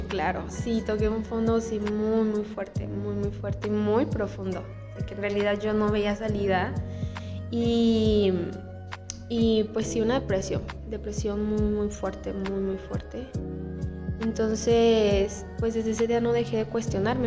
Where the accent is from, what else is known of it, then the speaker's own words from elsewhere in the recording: Aguascalientes, Mexico; soy de aquí de Aguascalientes